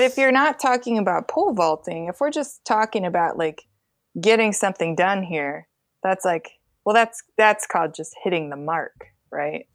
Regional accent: Grand Rapids, Michigan, United States; moved away as an adult; also born or lived in Greenville, Illinois / St. Louis; I grew up in Grand Rapids, Michigan

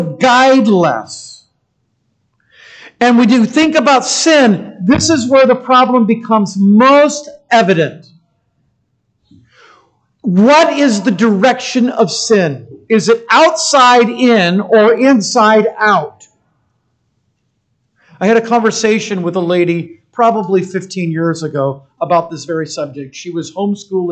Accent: United States; as an American

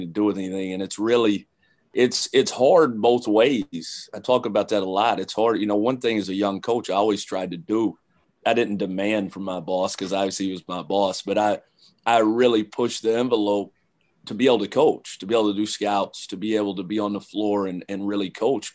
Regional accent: London, Kentucky, United States; moved away as an adult; I grew up in London, Kentucky

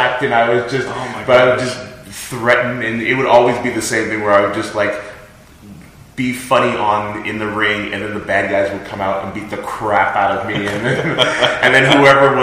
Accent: Los Angeles, California, United States; now in Georgia, United States; I grew up in Los Angeles

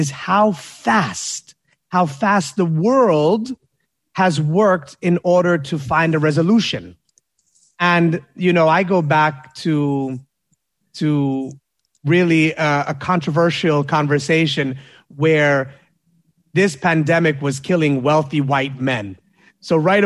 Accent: New York, United States; I'm a New Yorker

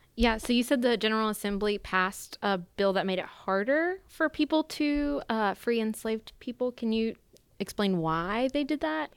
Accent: Randolph County, North Carolina, United States; I'm from Randolph County, which is in the center of the state

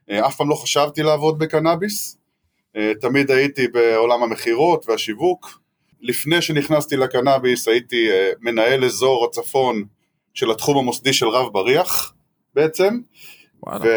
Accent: Northern District, Israel; נינוח, אין פה האמת שום הרגשה של אה, מלחמה, וטוב שכך, אני צפוני.

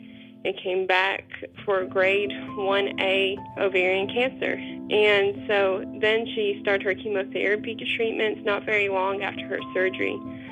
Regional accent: Paintsville, Kentucky, United States; though I grew up in the next town over, Paintsville, I will always consider Redbush my home.

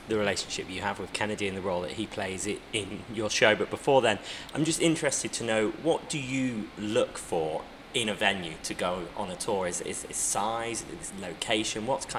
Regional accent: Midlands, United Kingdom; I'm from the Midlands

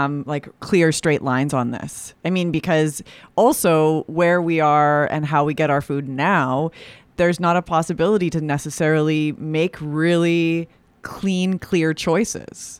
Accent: Alberta, Canada; I'm from Alberta.

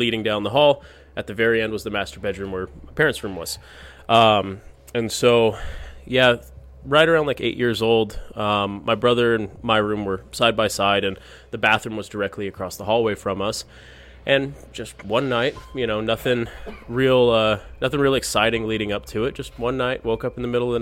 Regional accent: Fort Morgan, Colorado, United States; also born or lived in Santa Maria, California; I'm from Fort Morgan, Colorado.

